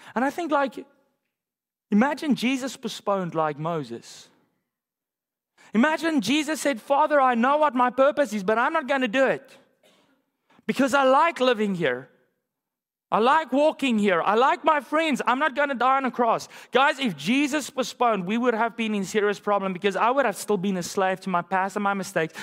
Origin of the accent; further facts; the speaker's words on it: South Africa; moved away; my home country in South Africa